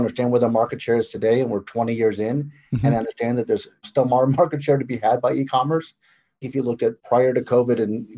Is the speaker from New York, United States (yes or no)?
no; Chicago, Illinois, United States; I'm from Chicago.